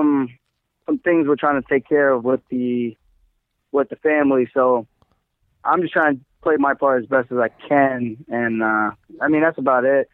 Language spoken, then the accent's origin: English; Uniondale, New York, United States; I grew up in Long Island, Uniondale